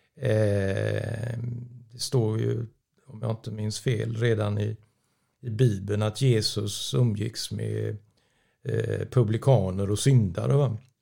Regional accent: Gothenburg, Västra Götaland, Sweden; jag är uppvuxen i Göteborg

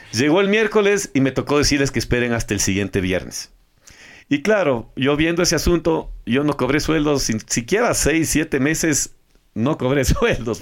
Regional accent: Ecuador; como ecuatorianos

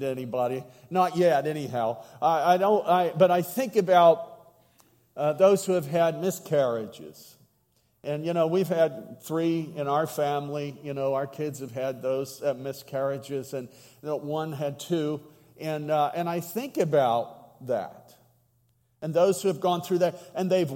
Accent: Southwestern Pennsylvania, United States; accent: yinzer; I come from Western PA, Southwestern, and one of our favorite words is, what are yins doing? I'm a yinzer

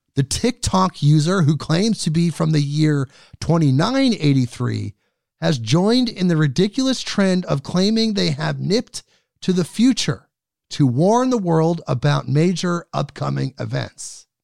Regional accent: United States; as an American

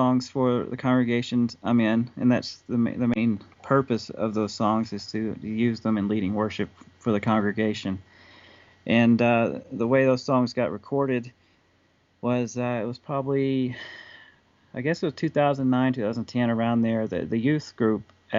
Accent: Huntsville, Alabama, United States; moved away as an adult; also born or lived in Mobile, Alabama; now in Colorado Springs, United States; I'm originally from Huntsville, Alabama, and I spent 10 years in Mobile, Alabama, where I got involved in the Messianic movement. And then just the past 2 years, I've moved to Colorado Springs, where I'm at now, in Colorado.

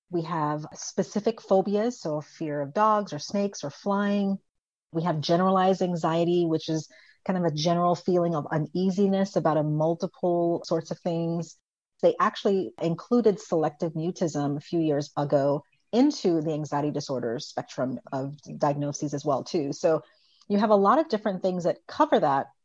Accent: U.S. Virgin Islands; And I grew up on an island. So I grew up in the Virgin Islands and we're surrounded by water

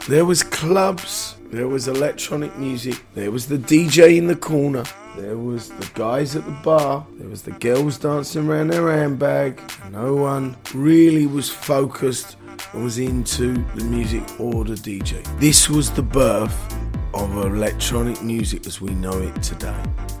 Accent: London, United Kingdom; also born or lived in Marland; I was born in Marland. Mm-hmm. Lived in North London, moved out of London.

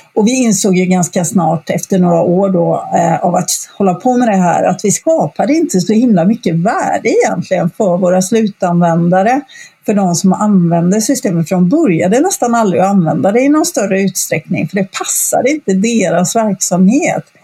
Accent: Gothenburg, Västra Götaland, Sweden; also born or lived in Stockholm; jag eh, sitter just nu på västkusten i Sverige, i Göteborg, som är min hemstad egentligen

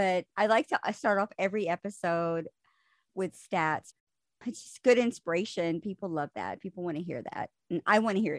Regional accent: Texas, United States; Well, I'm from Texas.

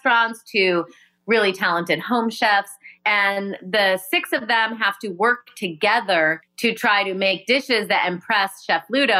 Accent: Rockford, Illinois, United States; I grew up in Rockford, Illinois

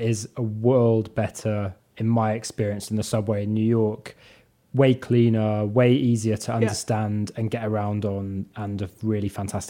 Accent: United Kingdom; as a Brit

